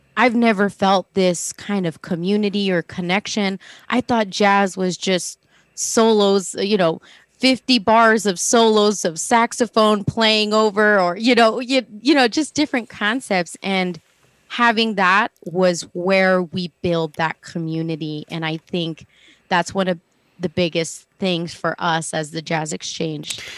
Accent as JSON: {"language": "English", "town": "El Paso", "region": "Texas", "country": "United States", "moved": "yes", "said": "I'm originally from El Paso, Texas"}